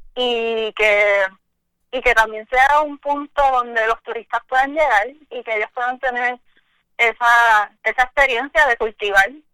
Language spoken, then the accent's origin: Spanish; Añasco, Puerto Rico; yo soy de Añasco, soy del barrio Ovejas de Añasco